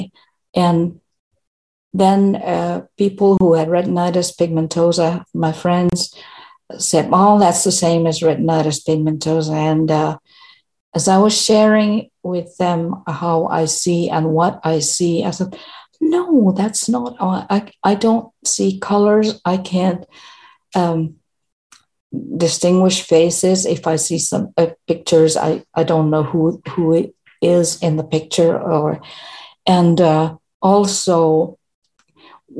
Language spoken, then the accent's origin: English; Finland; English is a second language; I am from Finland.